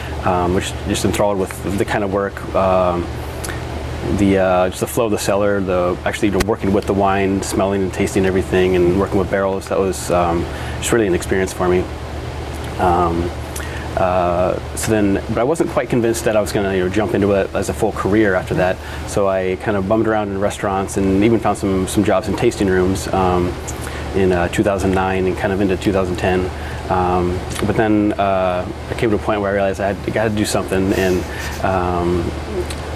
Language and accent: English; Iowa, United States; moved away as an adult; now in Oregon, United States; I moved to Oregon from Iowa, graduated high school in Iowa, and then went to Linfield College